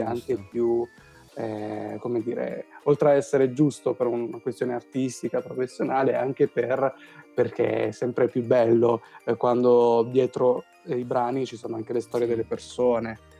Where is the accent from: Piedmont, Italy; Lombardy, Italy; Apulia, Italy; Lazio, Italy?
Apulia, Italy; San Giovanni Rotondo; moved away; sono stato nel mio paese di origine che è San Giovanni Rotondo